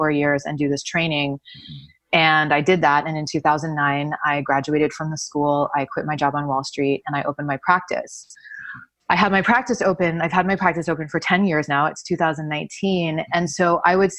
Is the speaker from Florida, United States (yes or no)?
yes; Miami, Florida, United States; I grew up in Miami.